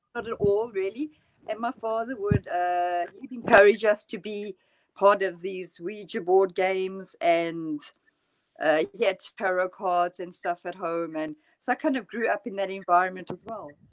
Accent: near Johannesburg, Gauteng, South Africa; moved away as an adult; also born or lived in London, United Kingdom; now in Norway; I grew up near Johannesburg

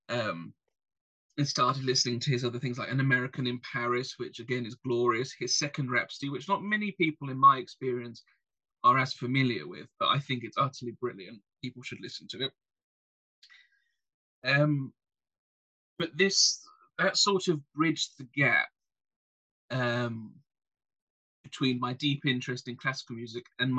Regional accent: England, United Kingdom; I'm English

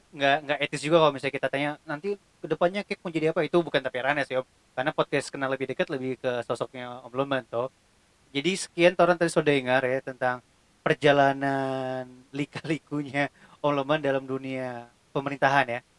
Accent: Bitung, North Sulawesi, Indonesia; kita dulu kalau misalnya waktu kita SMA kita nggak aja bilang kita orang Bitung kita cuma bilang orang Manado karena kalau kita bilang orang Bitung

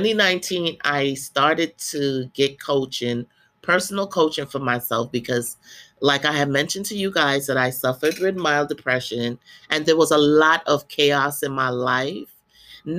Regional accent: Guyana; moved away; I went back to my country. I'm from Guyana, South America, for the first time in 30 years.

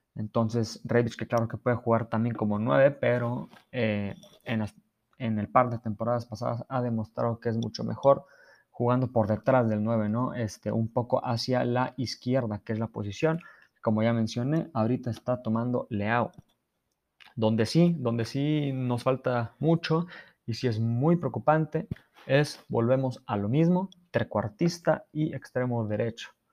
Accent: Mexico; todos como mexicanos

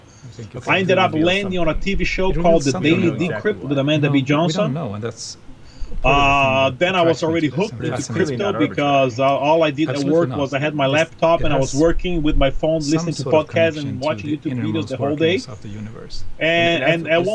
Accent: Brazil; now in United States; I'm an immigrant. I live in the U.S. I've been here for over 20 years, even though I'm from Brazil

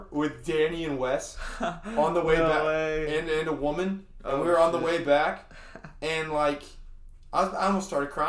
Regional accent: Cyprus; also born or lived in Dallas, Texas, United States; And I was born in Dallas, actually. And I moved to Cyprus

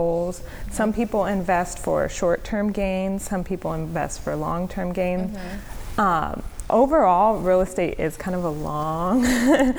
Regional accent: Rancho Cucamonga, California, United States; I grew up in Rancho Cucamonga, so you couldn't walk anywhere

